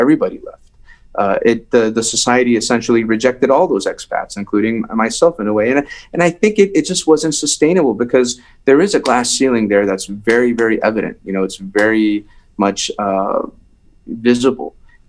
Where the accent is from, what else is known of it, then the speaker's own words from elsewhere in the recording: Iran; moved away; Because Iran had, I felt it had provided me, you know, I left